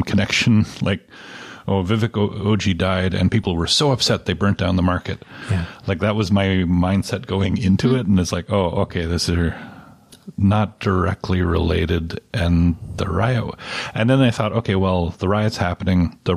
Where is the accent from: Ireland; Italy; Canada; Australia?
Canada; as a Canadian reader